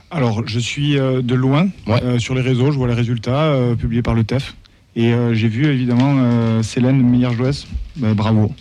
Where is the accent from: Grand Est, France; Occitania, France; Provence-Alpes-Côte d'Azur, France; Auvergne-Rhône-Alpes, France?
Occitania, France; Toulouse; quand on est Toulousain